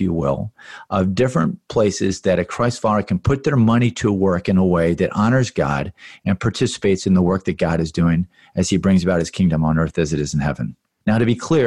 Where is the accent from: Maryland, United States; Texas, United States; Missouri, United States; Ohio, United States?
Maryland, United States; Baltimore; I grew up in Baltimore, Maryland, ended up going and working on Wall Street for 6 years